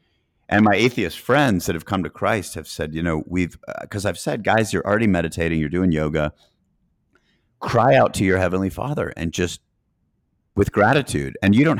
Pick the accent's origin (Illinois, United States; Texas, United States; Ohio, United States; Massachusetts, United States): Massachusetts, United States; Boston; also born or lived in Chattanooga, Tennessee / Greenville, South Carolina / Knoxville, Tennessee / Atlanta, Georgia; I was born in Chattanooga, but I lived in Boston, Massachusetts as a kid, then Greenville, South Carolina, then Knoxville, Tennessee. And then I lived in Atlanta before going in the Marines